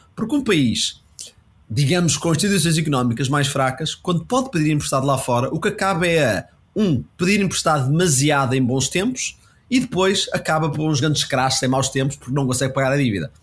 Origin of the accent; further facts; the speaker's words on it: Portugal; como português